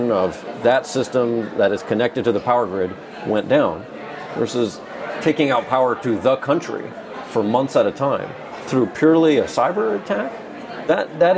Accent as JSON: {"language": "English", "region": "Southern California", "country": "United States", "tie": "born or raised there", "said": "growing up in Southern California"}